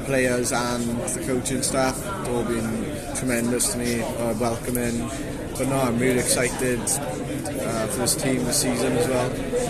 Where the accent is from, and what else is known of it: Bridgend, Wales, United Kingdom; born or raised there